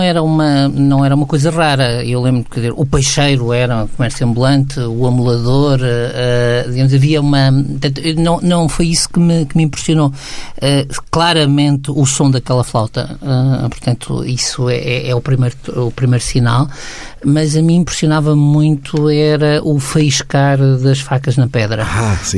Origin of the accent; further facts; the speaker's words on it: Aveiro, Centro, Portugal; eu nasci em Aveiro